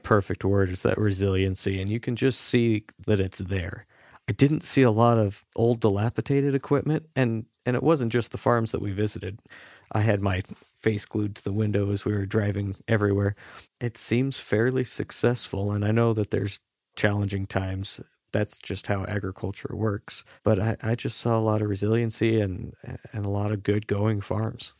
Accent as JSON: {"language": "English", "country": "United States", "also_born_or_lived": "Newport, Washington", "said": "being an American that hasn't lived and breathed the Australian hay industry"}